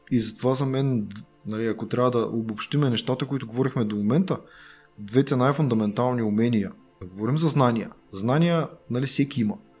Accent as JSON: {"language": "Bulgarian", "country": "Bulgaria", "said": "Ние сме българи."}